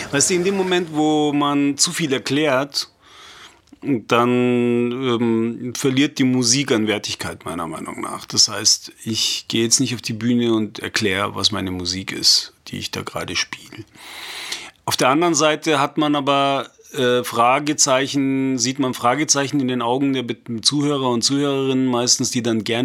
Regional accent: Nashville, Tennessee, United States; also ich bin eigentlich aus Nashville.

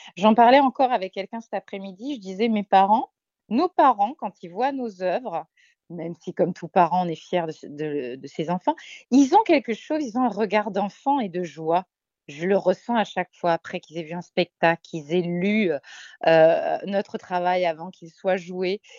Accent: Marseille, Provence-Alpes-Côte d'Azur, France; moved away; on est des Marseillaises à la base

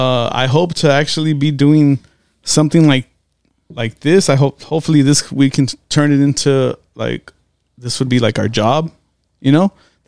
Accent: California, United States; I am from Cali, though.

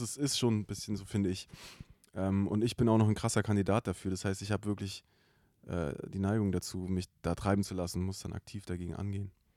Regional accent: Stuttgart, Baden-Württemberg, Germany; aus dem Großraum, wo ich herkomme. Ja. Den muss man jetzt gar nicht genau benennen, weil es eigentlich egal ist, so, aber es ist natürlich der Großraum Stuttgart

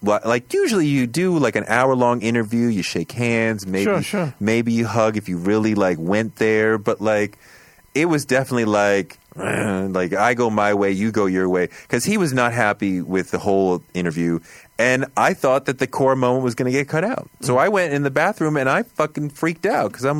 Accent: Boston, Massachusetts, United States; moved away as an adult; also born or lived in Atlanta; I grew up in Boston

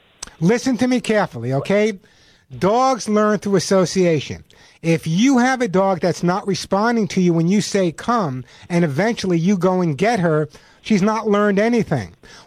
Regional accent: New York, United States; now in California, United States; I'm originally from New York. I live in California now, but obviously I have no New York Bronx accent.

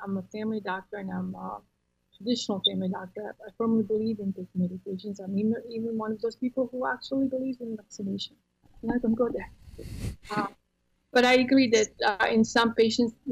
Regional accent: Croatia; English is a second language; now in Texas, United States; I'm in Texas, and I'm from Croatia originally, so I have an accent.

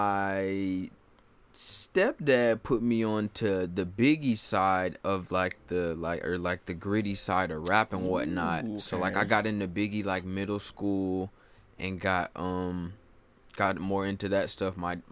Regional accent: Raleigh, North Carolina, United States; also born or lived in Greensboro, North Carolina; I hail from Raleigh, North Carolina.

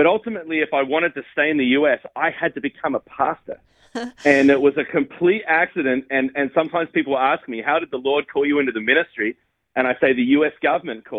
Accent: Australia; moved away as an adult; now in United States; I came over to the United States from Australia

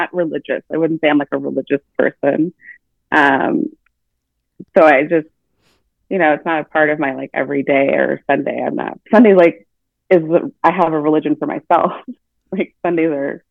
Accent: Vancouver, Washington, United States; I grew up in Vancouver, where I went to school

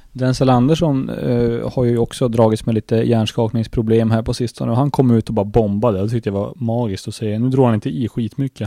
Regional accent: Sweden; var vi grannar på Yrkesgatan när vi växte upp, jag och Jonas

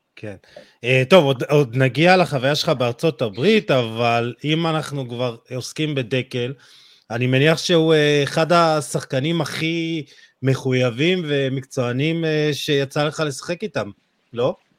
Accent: Jerusalem, Jerusalem District, Israel; אני בתור ירושלמי

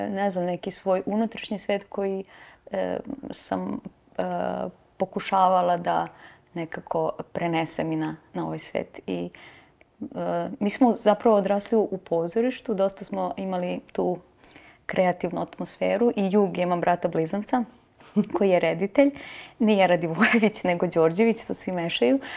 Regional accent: Vranje, Pčinja District, Serbia; also born or lived in North Macedonia; tata mi je E, iz Vranja i mi smo rođeni zapravo u Vranju, ali to je sve to južna

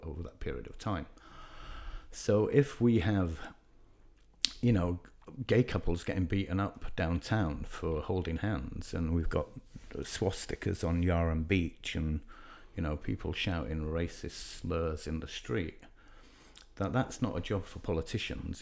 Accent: Leeds, Yorkshire and the Humber, United Kingdom; I'm from Leeds in the north of England

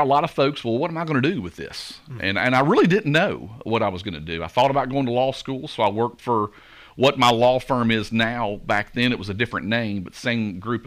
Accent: Goodlettsville, Tennessee, United States; also born or lived in Hendersonville, Tennessee; I had always had in my mind to move back to my hometown. In Goodlettsville

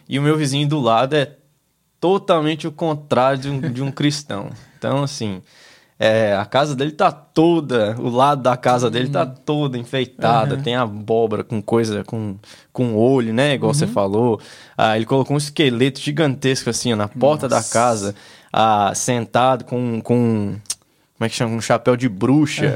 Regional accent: United States; eu cresci aqui nos Estados Unidos na, na época da high school

